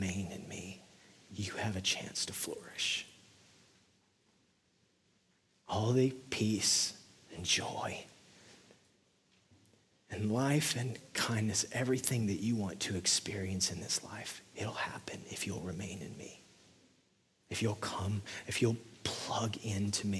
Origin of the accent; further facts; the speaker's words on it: West Texas, United States; now in Nashville, United States; I'm from West Texas, which is essentially the desert